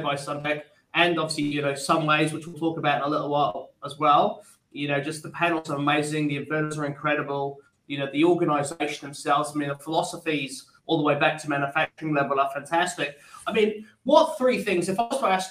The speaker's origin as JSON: {"language": "English", "region": "England", "country": "United Kingdom", "moved": "as an adult", "lives_now": "Australia", "said": "as an English graduate"}